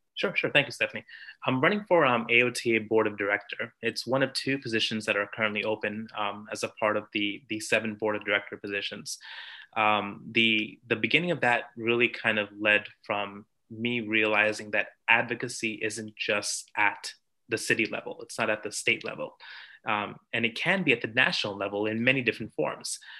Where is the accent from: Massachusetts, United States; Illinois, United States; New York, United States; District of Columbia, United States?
New York, United States; I'm from New York.